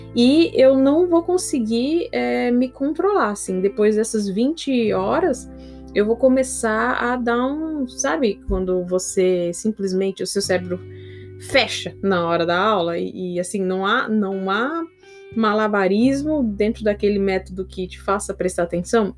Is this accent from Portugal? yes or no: no; São Paulo, Brazil; eu sou de São Paulo